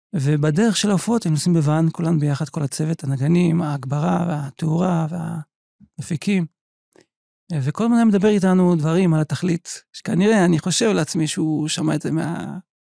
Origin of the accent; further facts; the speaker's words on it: Petah Tikva, Central District, Israel; נולדתי בפתח תקווה לפני יותר מ-50 שנה